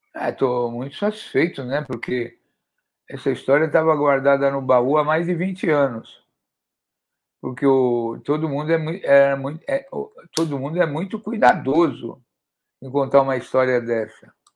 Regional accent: São Paulo, Brazil; como eu sou aqui da zona leste da cidade de São Paulo

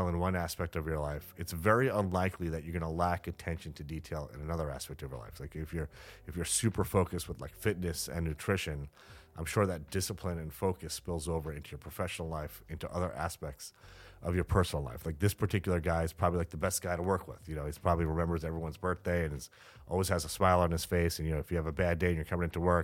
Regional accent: New York City, New York, United States; the skeptical New Yorker that I am

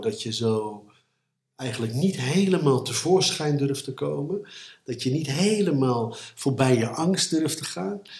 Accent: Gouda, South Holland, Netherlands; ik ben opgegroeid in Gouden

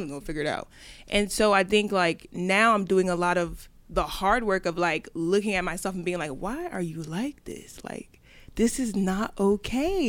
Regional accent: Delaware, United States; moved away as an adult; also born or lived in New York; I grew up in Delaware

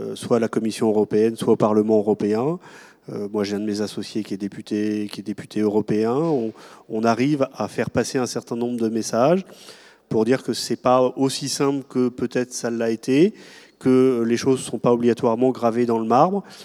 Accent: France; dans le pays qui est le nôtre

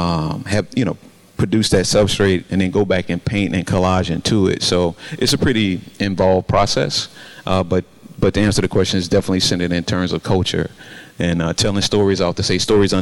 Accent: Arkansas, United States; Most of my work is typically centered around growing up in the South. I'm originally from Arkansas.

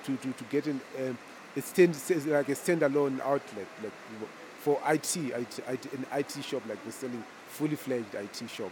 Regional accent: Zimbabwe; moved away as an adult; I'm from Zimbabwe, right?

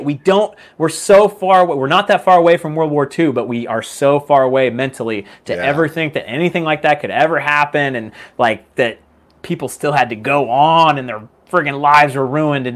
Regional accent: United States; I'm an American

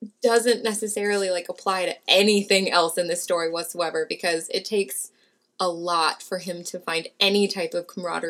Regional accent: Los Angeles, California, United States; As a Californian and as an Angeleno

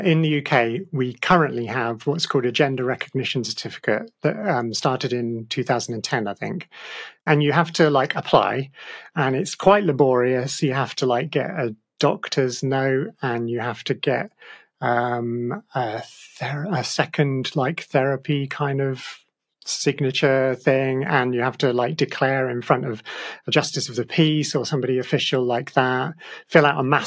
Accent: Australia; moved away; I was born in Australia

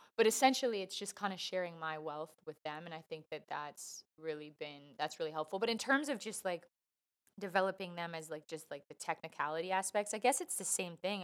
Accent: Canada; also born or lived in Vancouver / Toronto; I love being Canadian

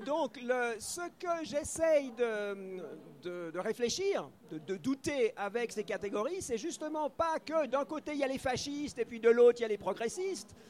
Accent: Switzerland; moi je suis suisse, je ne suis pas français

